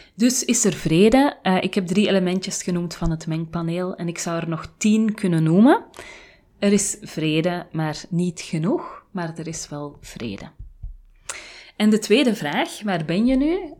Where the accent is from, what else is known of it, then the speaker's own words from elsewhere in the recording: Flanders, Belgium; moved away as an adult; now in Haarlem, Netherlands; in een land waar ik niet geboren ben, want ik ben Vlaams. En de grenzen met mijn thuisland zijn zo goed als dicht